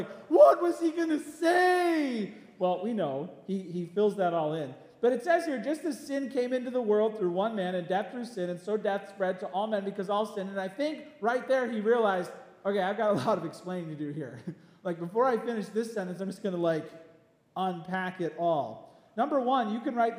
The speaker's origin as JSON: {"language": "English", "town": "Palos Hills", "region": "Illinois", "country": "United States", "tie": "born or raised there", "said": "When I was a kid, I grew up in Palos Hills"}